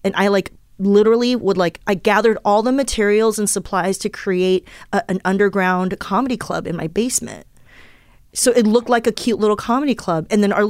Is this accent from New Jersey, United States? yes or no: no; Southern California, United States; English is a second language; also born or lived in Taiwan; There are a lot of other little immigrant kids where I grew up in Southern California